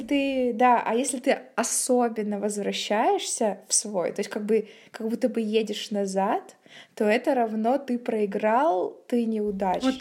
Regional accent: Barnaul, Altai Krai, Russia; moved away as an adult; now in Saint Petersburg, Russia; я приехала сейчас в Барнаул. Это мой родной город. Я отсюда уехала, когда мне было 17-18 лет

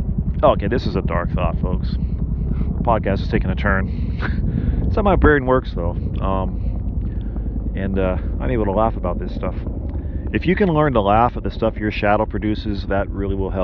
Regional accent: United States; now in Japan; I'm an American citizen

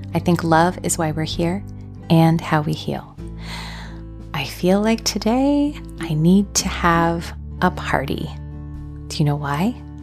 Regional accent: United States; I am from the United States

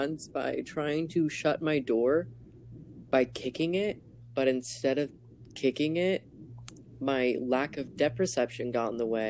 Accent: Texas, United States; I'm from Texas.

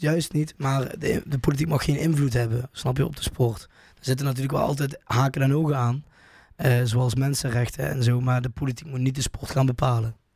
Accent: Valkenburg, Limburg, Netherlands; accent: Limburg; uit Valkenburg, hè? vlak bij de Koberg

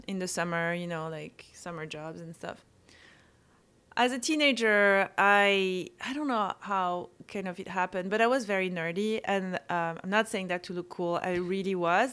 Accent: Corsica, France; English is a second language; moved away; I grew up in a place that's really cool, that's called Corsica

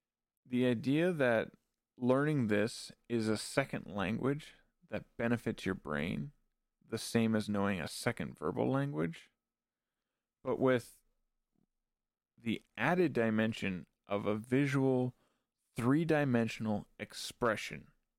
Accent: Canada; being a Canadian, having a bilingual national identity, I am by no means fluent in French, but I do tend to use what I do know mixed into my English.

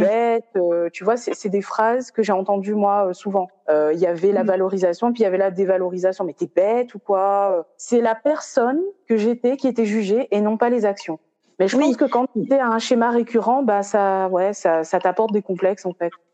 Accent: Réunion; also born or lived in Metropolitan France; now in France; j'ai quitté la Réunion pour venir en, dans l'Hexagone.

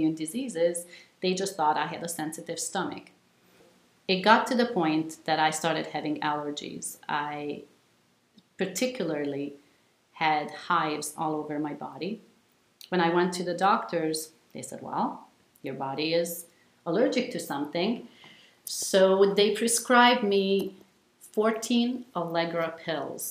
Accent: Hungary; moved away as an adult; I was born in Hungary and lived there until the end of high school. Came to college here.

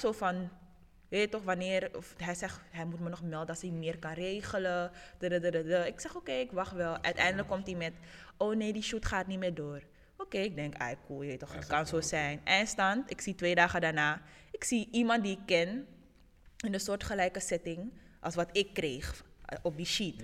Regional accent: Suriname; now in Netherlands; Ik kom uit Suriname

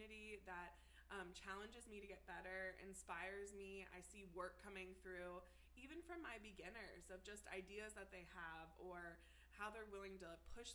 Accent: Cincinnati, Ohio, United States; I am Cincinnati born and bred.

